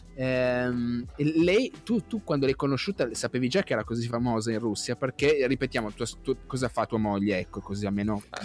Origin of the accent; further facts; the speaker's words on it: province of Cuneo, Piedmont, Italy; io sono della, della, provincia di Cuneo